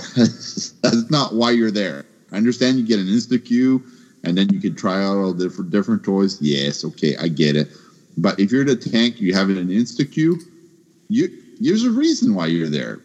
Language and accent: English; Canada; I'm Canadian